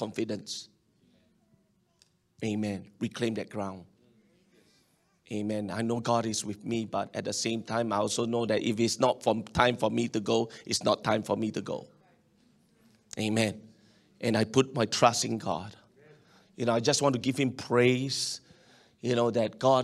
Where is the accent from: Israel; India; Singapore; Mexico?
Singapore; as a Singaporean and a Chinese